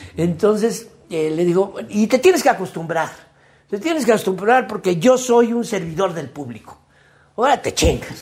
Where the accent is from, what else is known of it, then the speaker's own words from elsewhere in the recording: Carrizal, Veracruz, Mexico; en Carrizal Carrizal, Veracruz, que es mi pueblo de mm. origen